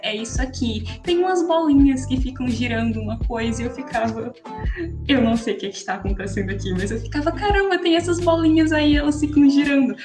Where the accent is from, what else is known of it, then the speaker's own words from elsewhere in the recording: Natal, Rio Grande do Norte, Brazil; eu sou aqui de Natal, no Rio Grande do Norte